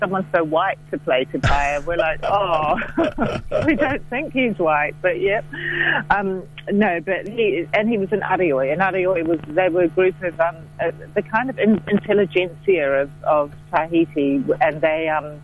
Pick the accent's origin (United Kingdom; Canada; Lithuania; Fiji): Fiji; moved away as an adult; also born or lived in Dunedin, New Zealand; now in Wellington, New Zealand; I was a young woman from Fiji, even though in Pākehā skin with a very Fijian mind